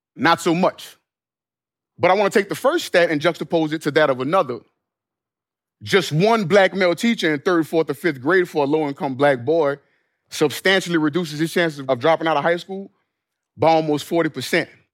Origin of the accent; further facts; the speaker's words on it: New Orleans, Louisiana, United States; my hometown of New Orleans